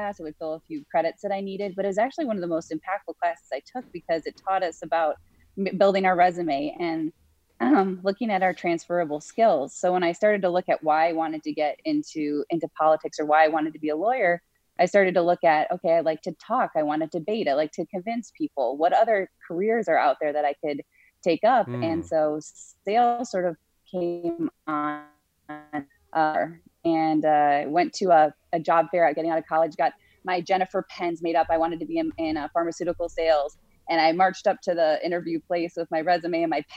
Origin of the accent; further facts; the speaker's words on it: Wisconsin, United States; moved away as an adult; also born or lived in Minnesota / Chicago area / Pennsylvania; I grew up in Wisconsin, so I'm a Midwest girl